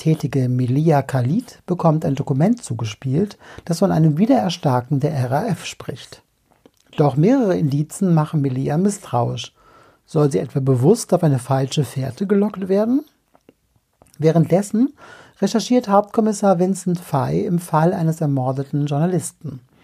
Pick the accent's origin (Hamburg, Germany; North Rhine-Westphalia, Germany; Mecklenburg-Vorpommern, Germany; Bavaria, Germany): North Rhine-Westphalia, Germany; Düsseldorf; in meiner Heimatstadt Düsseldorf